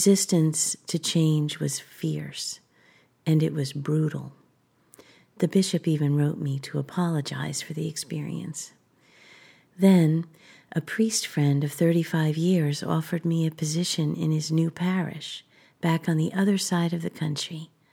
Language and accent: English; Three Fingers Cove, New Jersey, United States; moved away as an adult; also born or lived in Bronx, New York; now in Washington State, United States; Three Fingers Cove, where I grew up